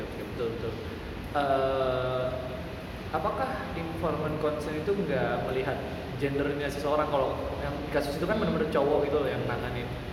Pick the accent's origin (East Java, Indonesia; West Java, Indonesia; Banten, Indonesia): Banten, Indonesia; Cilegon; moved away as an adult; now in Surakarta, Indonesia; gue sendiri Cilegon